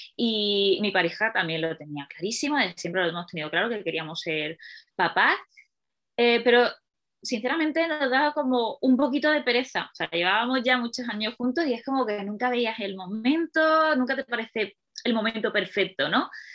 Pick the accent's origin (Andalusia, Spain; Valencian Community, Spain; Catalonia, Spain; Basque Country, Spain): Andalusia, Spain; Málaga; moved away as an adult; now in Madrid, Spain; vivo en Madrid desde hace, bueno, desde 2010, llevo ya muchos años aquí, pero soy de Málaga